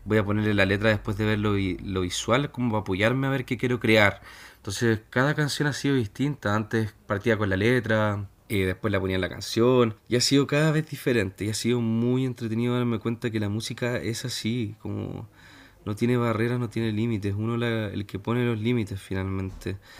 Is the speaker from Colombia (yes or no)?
no; Chile; Aquí en Chile estamos recibiendo muchos extranjeros